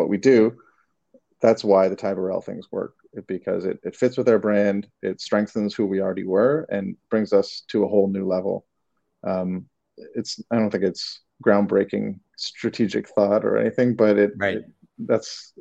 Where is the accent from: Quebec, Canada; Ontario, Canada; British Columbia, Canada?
Ontario, Canada; Toronto; moved away as an adult; now in Los Angeles, United States; I don't know if you can tell from my accent if it's come out yet, but I'm from Toronto